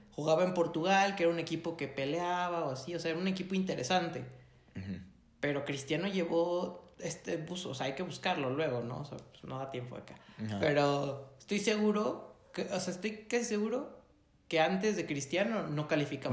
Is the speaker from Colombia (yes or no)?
no; Mexico; ¿por qué nací en México?